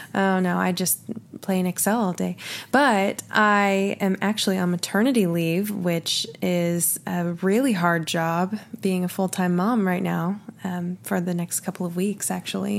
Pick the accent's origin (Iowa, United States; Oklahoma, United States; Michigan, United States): Oklahoma, United States; I'm from Oklahoma